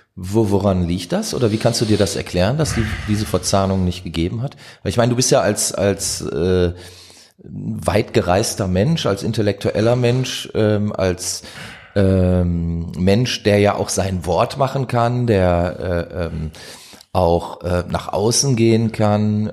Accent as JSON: {"language": "German", "town": "Duisburg", "region": "North Rhine-Westphalia", "country": "Germany", "tie": "born or raised there", "said": "bin ich in Meiderich groß geworden, also kenne auch den Norden sehr gut"}